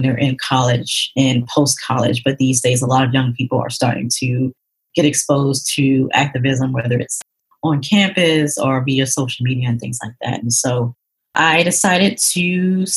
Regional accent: Atlanta, Georgia, United States; moved away as an adult; also born or lived in New York; That was my first time actually leaving the state of Georgia, because that's where I'm originally from. I'm from Atlanta

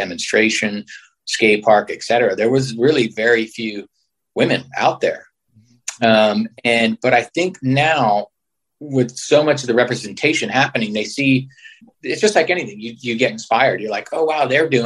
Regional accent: San Francisco, California, United States; growing up in San Francisco

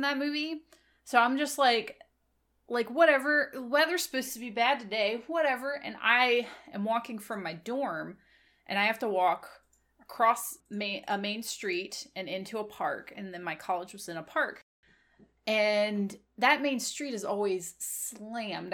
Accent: Virginia, United States; also born or lived in Memphis, Tennessee; I come from Virginia. I live in a valley in between a bunch of mountains

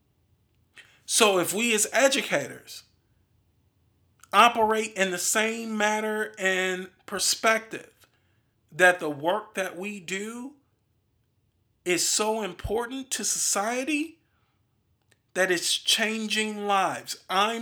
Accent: Milwaukee, Wisconsin, United States; I'm from Milwaukee, Wisconsin.

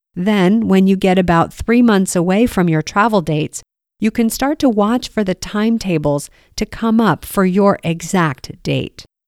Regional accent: United States; As an American

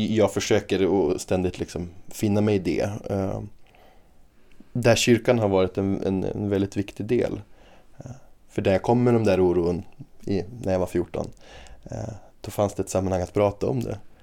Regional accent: Umeå, Västerbotten County, Sweden; also born or lived in Australia; jag är ju uppvuxen i Umeå och har bott i Umeå hela livet

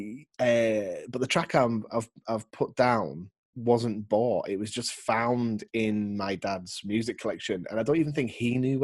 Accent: Barrow-in-Furness, North West England, United Kingdom; moved away; I'm originally from the Northwest, from a place called Barrow in Furness

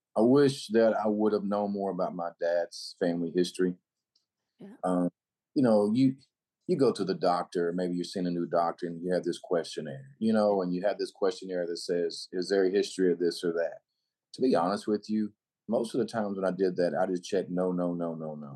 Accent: North Little Rock, Arkansas, United States; I uh, was born and raised in North Little Rock, Arkansas.

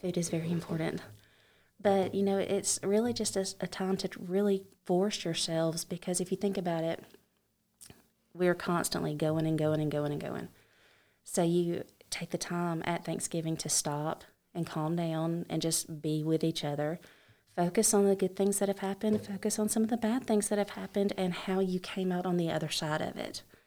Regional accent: Alabama, United States; I am from Alabama.

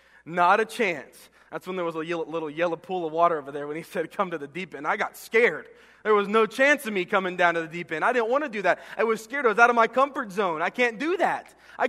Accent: Florida, United States; also born or lived in Texas; I remember growing up as a kid and growing up in Florida and Texas, where it was really hot

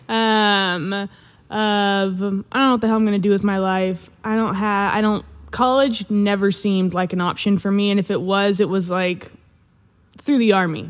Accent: Vancouver, Washington, United States; I am from Washington State. I grew up in Vancouver, Washington, right next to Portland, Oregon

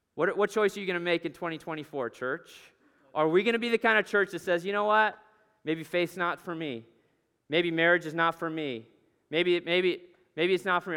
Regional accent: Alaska, United States; moved away; I grew up in Alaska

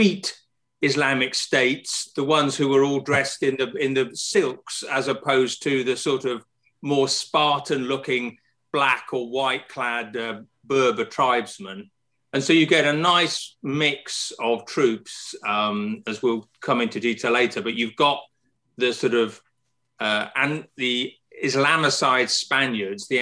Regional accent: United Kingdom; my sense as a Brit

